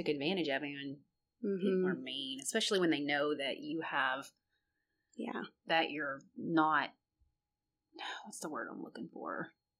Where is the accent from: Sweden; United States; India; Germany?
United States; Memphis, Tennessee; Well, Memphis, I'm from Memphis.